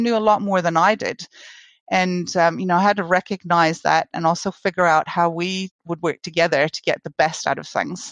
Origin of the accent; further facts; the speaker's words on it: Canada; now in New Zealand; I am Canadian, but I've spent most of my career in New Zealand